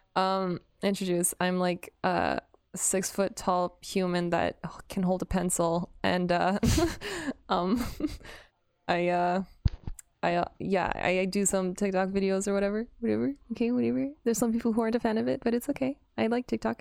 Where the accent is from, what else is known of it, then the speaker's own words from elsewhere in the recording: Canada; I am a Canadian baguette, but I'm half, uh, I went to English schools